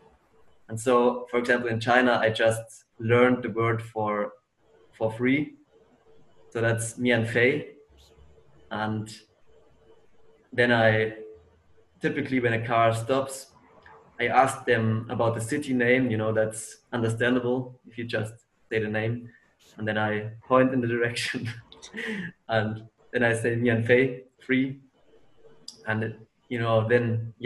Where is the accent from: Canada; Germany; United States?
Germany; my hometown in Germany